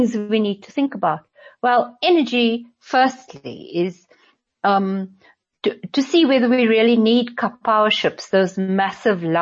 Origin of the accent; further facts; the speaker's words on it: South Africa; as a South African